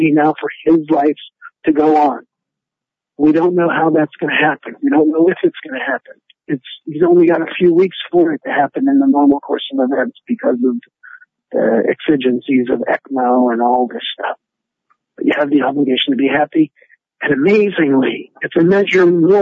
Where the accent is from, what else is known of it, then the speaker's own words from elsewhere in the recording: Pittsburgh, Pennsylvania, United States; I'm from Pittsburgh, Pennsylvania